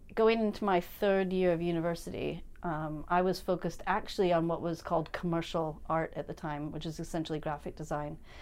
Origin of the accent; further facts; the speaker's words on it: St. Louis, Missouri, United States; moved away as an adult; also born or lived in Chicago; now in Edinburgh, United Kingdom; growing up in Saint Louis